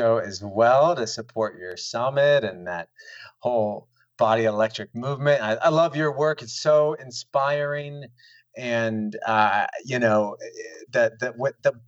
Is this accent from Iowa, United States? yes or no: yes; Des Moines, Iowa, United States; moved away; also born or lived in Miami; I'm from Iowa. This is in Des Moines, born and raised